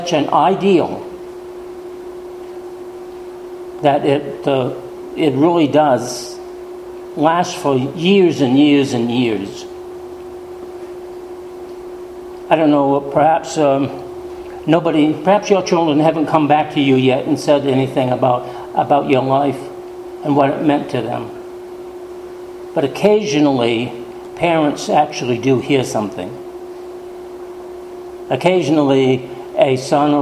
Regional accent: New England, United States; Growing up in New England, many times the women attended church

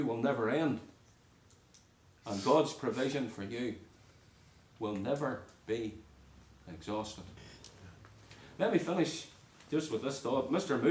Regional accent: Northern Ireland, United Kingdom; moved away; When I was growing up in Northern Ireland

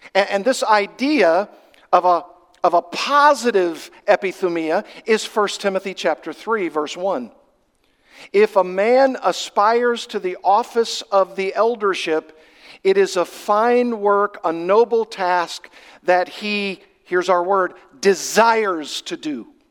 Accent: Arkansas, United States; I come from Arkansas, that's my home state. And I did a lot of fishing when I was growing up.

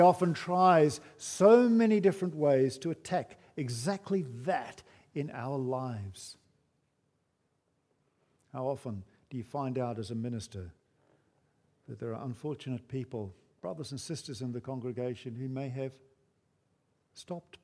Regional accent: New Zealand; moved away; growing up in New Zealand

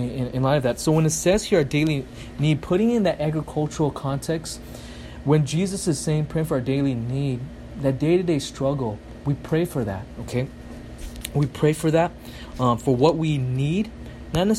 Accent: United States; I'm such an American

